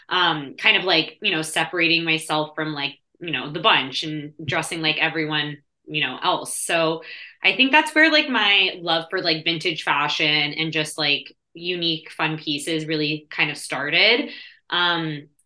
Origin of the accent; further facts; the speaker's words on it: Toronto, Ontario, Canada; I guess I'm also Canadian. I'm from Canada, Toronto